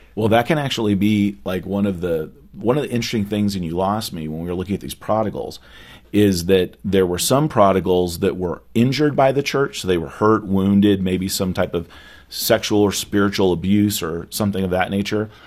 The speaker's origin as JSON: {"language": "English", "region": "California", "country": "United States", "tie": "born or raised there", "moved": "yes", "lives_now": "Dallas, United States", "said": "growing up in California"}